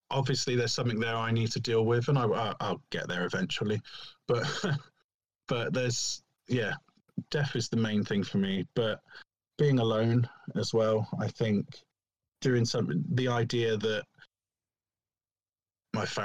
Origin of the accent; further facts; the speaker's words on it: Didcot, South East England, United Kingdom; I grew up in Didcot, but we're in a village just outside Didcot now.